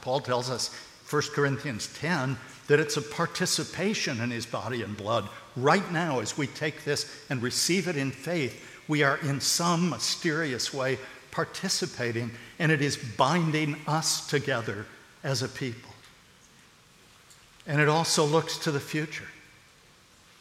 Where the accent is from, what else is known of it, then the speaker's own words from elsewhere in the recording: United States; I'm an American.